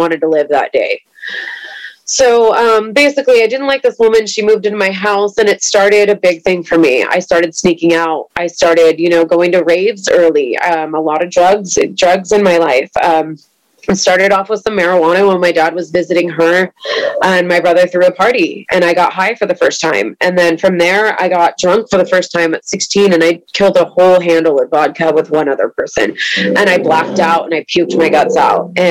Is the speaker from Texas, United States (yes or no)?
no; East Bay, California, United States; I grew up in the East Bay